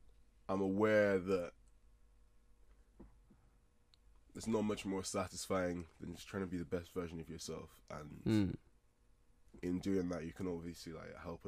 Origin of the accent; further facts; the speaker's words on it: Nigeria; I'm a Nigerian guy.